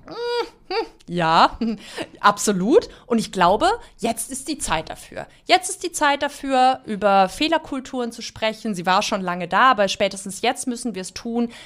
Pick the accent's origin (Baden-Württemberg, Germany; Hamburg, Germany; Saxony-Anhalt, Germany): Baden-Württemberg, Germany; Black Forest; Ich bin mit neun Jahren Mitglied geworden in der KJG in meiner Heimatpfarrei im Schwarzwald und bin total Jugendverband sozialisiert auf dem Land aufgewachsen.